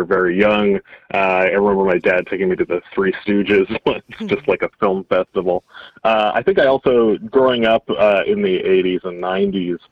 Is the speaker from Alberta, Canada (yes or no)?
yes; Edmonton, Alberta, Canada; growing up in Edmonton, we had a dollar theater on Friday nights